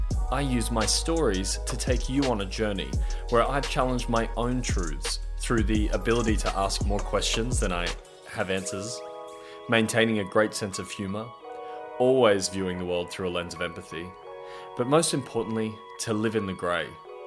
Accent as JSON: {"language": "English", "country": "Australia", "said": "I'm 32 years old and I'm from Australia."}